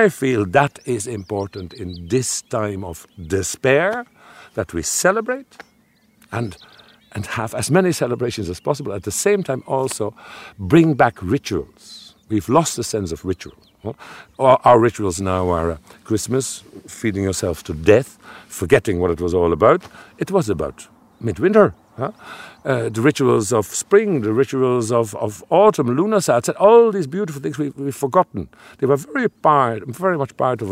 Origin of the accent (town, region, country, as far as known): Netherlands; now in Ireland